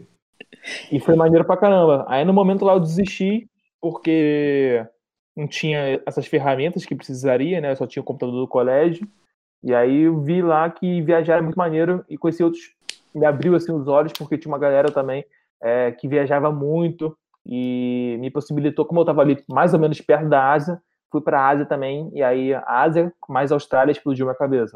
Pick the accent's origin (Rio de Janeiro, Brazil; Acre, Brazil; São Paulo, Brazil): Rio de Janeiro, Brazil; sou aqui do Rio de Janeiro